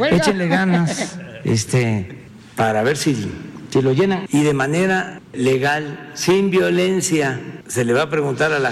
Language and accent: Spanish; Mexico; Nosotros no somos chairo, no somos fifís, no somos chuflanos, somos mexicanos